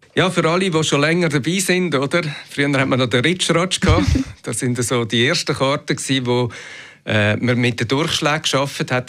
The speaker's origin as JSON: {"language": "German", "country": "Switzerland", "said": "bei uns in der Schweiz"}